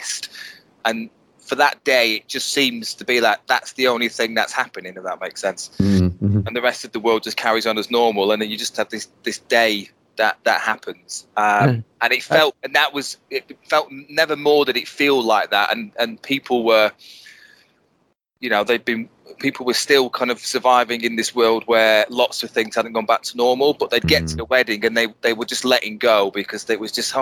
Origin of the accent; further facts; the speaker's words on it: Bolton, North West England, United Kingdom; moved away as an adult; now in Milton Keynes, United Kingdom; Born and bred in Bolton.